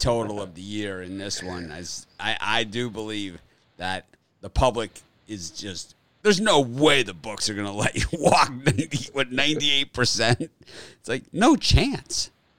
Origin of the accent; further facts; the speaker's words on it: Miami, Florida, United States; I grew up in Miami in the 1970s.